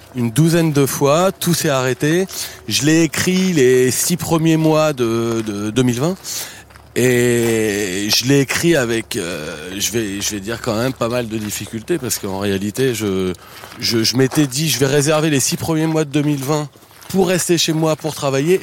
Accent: Eu, Normandy, France; also born or lived in Abbeville / Chinon / Paris; now in Étampes, France; j'ai grandi en Normandie, donc à eux

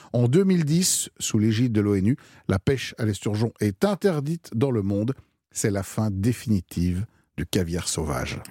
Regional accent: France; chez nous en France

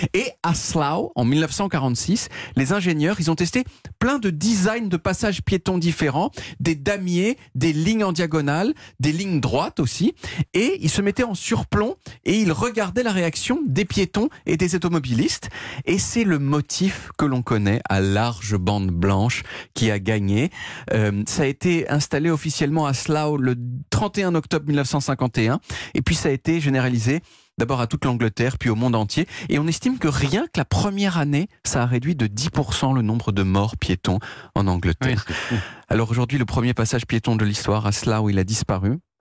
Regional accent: France; je suis français

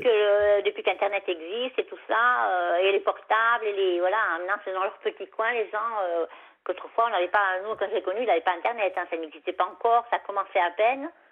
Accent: Savoie, Auvergne-Rhône-Alpes, France; moved away; chez moi en Savoie, parce que moi en Savoie, quand, quand j'habite en Savoie, j'avais un petit chemin comme ça, puis il y, avait mon chalet, quoi. Enfin, le chalet de mes parents

